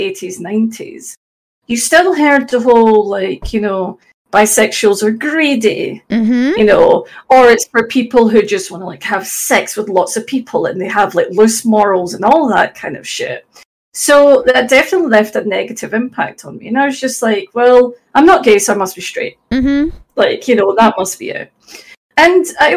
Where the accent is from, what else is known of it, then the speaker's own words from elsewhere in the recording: Glasgow, Scotland, United Kingdom; accent: Scottish; I'm from Glasgow. Probably tell from the accent, although it's not like a Glaswegian accent, you know, it's a Scottish accent.